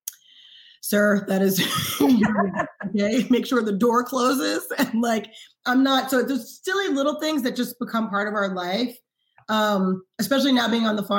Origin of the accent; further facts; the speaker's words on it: New York City, New York, United States; moved away; I grew up in Harlem